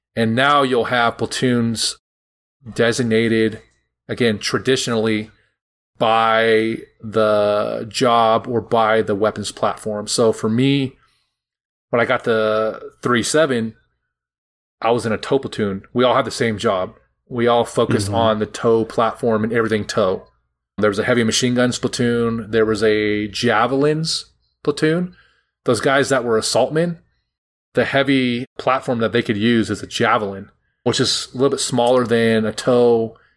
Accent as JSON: {"language": "English", "town": "Roseville", "region": "California", "country": "United States", "said": "I'm like from from Roseville, which is just north of there"}